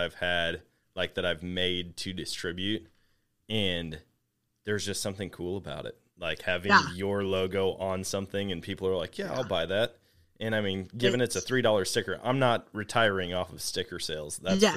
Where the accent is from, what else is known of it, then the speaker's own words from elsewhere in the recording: Missouri, United States; coming from Missouri